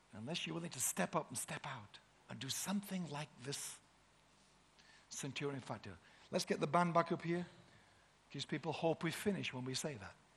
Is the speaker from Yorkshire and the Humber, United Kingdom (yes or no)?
yes; Yorkshire and the Humber, United Kingdom; We're from Yorkshire, the Shire